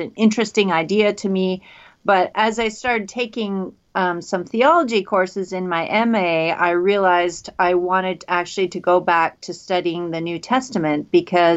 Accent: Canada; also born or lived in Minnesota, United States / Washington State, United States; I'm Canadian. Did all my studies in Canada

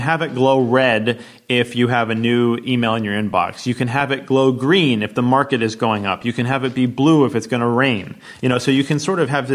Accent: United States; as an American

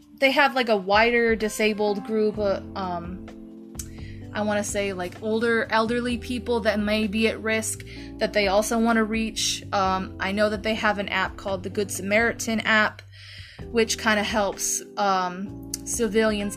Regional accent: United States; in America we don't get

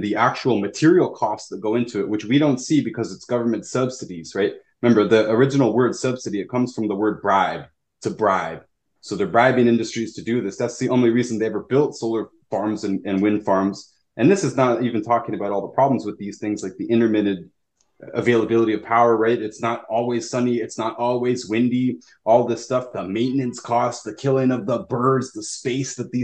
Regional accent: Toronto, Ontario, Canada; also born or lived in Houston, Texas; I was in Toronto. I grew up in Toronto at that time.

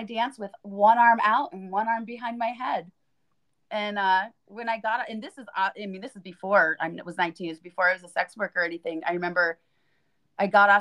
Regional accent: Pennsylvania, United States; now in New York, United States; I'm originally from Pennsylvania

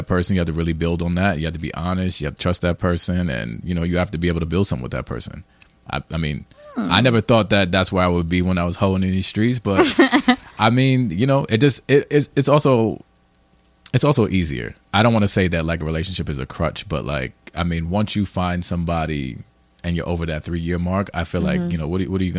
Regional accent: New Jersey, United States; moved away; I'm from the Burbs in Jersey

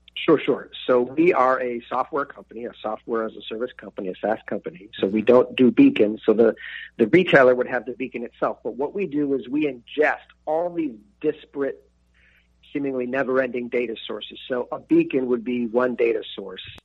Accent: Buffalo, New York, United States; being an Irish kid from North Buffalo

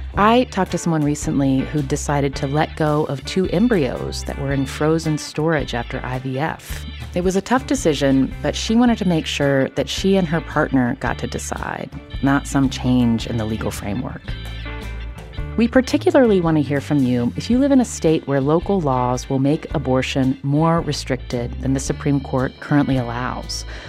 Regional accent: West Virginia, United States; I grew up in West Virginia, and one thing that that you're sort of taught growing up in West Virginia

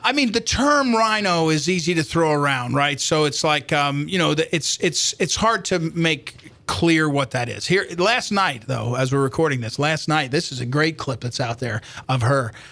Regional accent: White House Station, New Jersey, United States; moved away as an adult; now in St. Louis, United States; I grew up in New Jersey

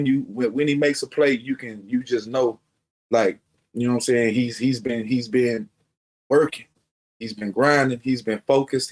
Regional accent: Beaumont, Texas, United States; moved away; A couple of guys from my hometown, from Beaumont

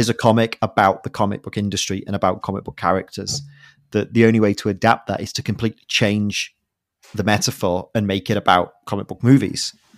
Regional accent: United Kingdom; As a Brit

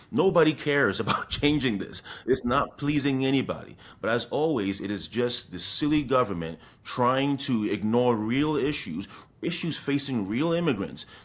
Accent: Ghana; as an Akan person, as a Ghanaian, the the meaning of sankofa is actually very very important

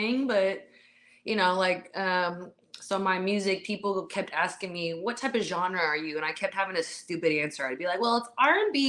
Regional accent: Vallejo, California, United States; born and raised in Vallejo, California, 707

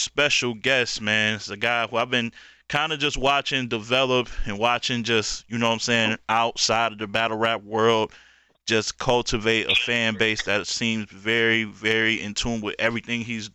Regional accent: Detroit, Michigan, United States; I'm from Detroit, bro. Detroit

